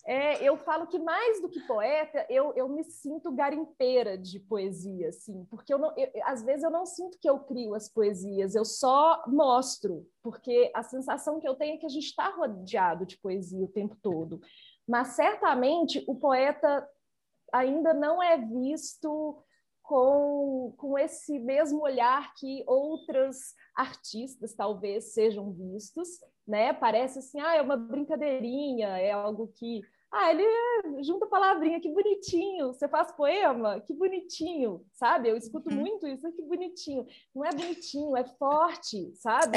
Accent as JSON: {"language": "Portuguese", "town": "Nova Lima", "region": "Minas Gerais", "country": "Brazil", "tie": "born or raised there", "said": "Nova Lima, a cidade onde eu nasci, onde eu vivo"}